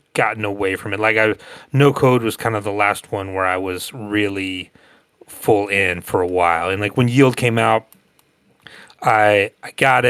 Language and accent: English; Northwest Georgia, United States; also born or lived in Athens, Georgia; I grew up in Northwest Georgia, about an hour from Atlanta